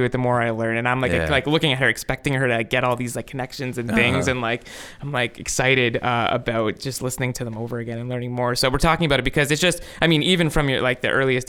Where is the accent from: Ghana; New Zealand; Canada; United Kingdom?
Canada; Toronto, Ontario; I grew up in Scarborough